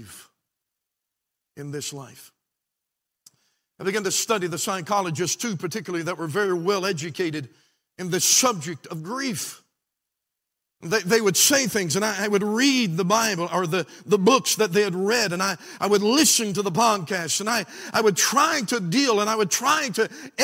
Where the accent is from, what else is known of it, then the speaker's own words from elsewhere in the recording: West Virginia, United States; also born or lived in Washington, D.C.; I was born in Washington, D.C., and God called us back to West Virginia. My dad got right with the Lord. I was raised in a pastor's home.